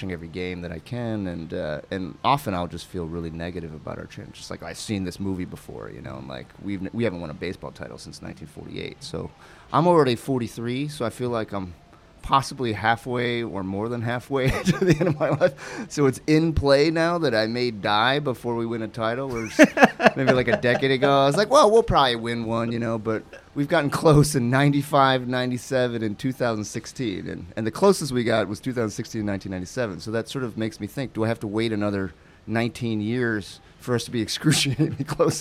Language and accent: English; Cleveland, Ohio, United States; moved away; also born or lived in New York City / Toledo, Ohio; we moved from New York to Toledo, then we moved from Toledo to Cleveland. And even within Cleveland, I changed schools multiple times, from fourth to fifth grade, then to sixth grade, then again from eighth grade to ninth grade